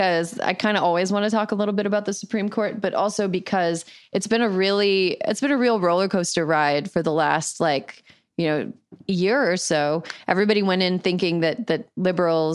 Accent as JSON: {"language": "English", "region": "Wisconsin", "country": "United States", "tie": "born or raised there", "moved": "yes", "lives_now": "California, United States", "said": "the state of Wisconsin, my home state"}